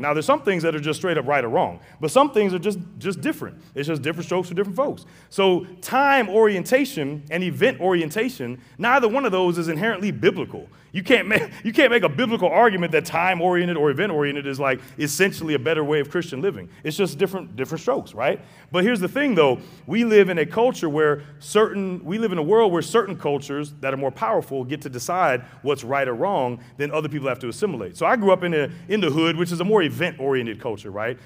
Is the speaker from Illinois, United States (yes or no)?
no; St. Louis, Missouri, United States; I grew up in Saint Louis, very racially divided city